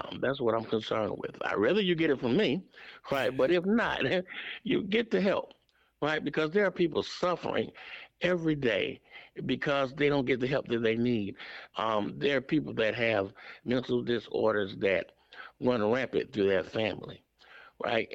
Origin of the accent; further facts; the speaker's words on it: Atlanta, Georgia, United States; I grew up right here in the Atlanta area, in an area town called Kirkwood